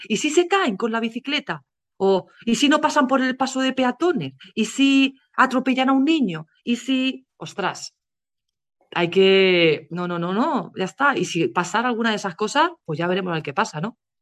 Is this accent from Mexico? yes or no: no; Spain; moved away as an adult; also born or lived in England; now in United Kingdom; cuando yo me fui de España